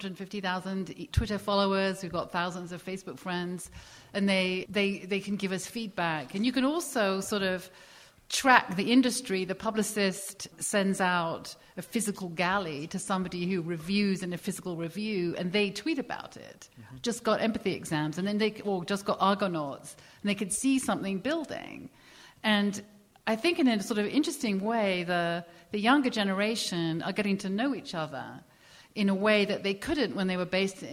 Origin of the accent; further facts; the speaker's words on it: England, United Kingdom; So I remember in the past when I came from England, British publishing to American publishing